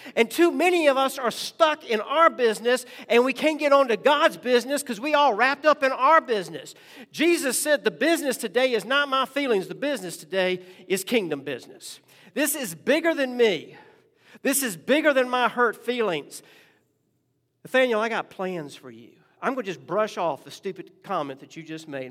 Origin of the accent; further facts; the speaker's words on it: Richmond, Virginia, United States; when I was growing up in Richmond